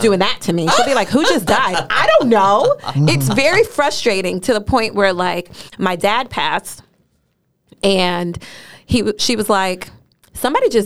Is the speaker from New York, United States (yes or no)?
yes; New York City, New York, United States; also born or lived in Alabama; growing up in Harlem, I had such a good time at church